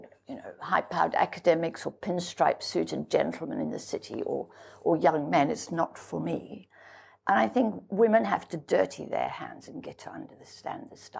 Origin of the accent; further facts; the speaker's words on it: South Africa; I grew up in South Africa, and I grew up in the apartheid regime